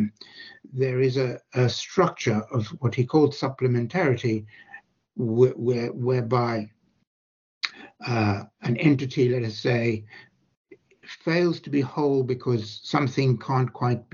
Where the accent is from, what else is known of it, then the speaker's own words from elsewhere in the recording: South Africa; I grew up in South Africa